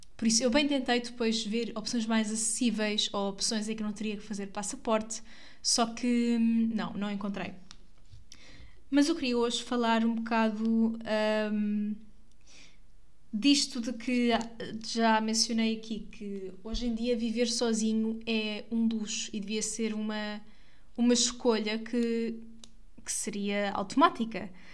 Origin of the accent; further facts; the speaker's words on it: Santarém, Santarém District, Portugal; eu sou daqui